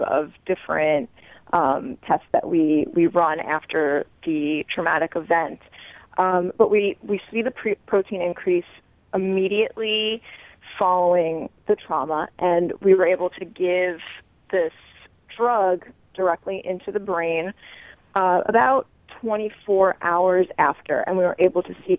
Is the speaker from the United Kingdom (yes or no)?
no; New York, United States; I'm a New Yorker. I lived through 9/11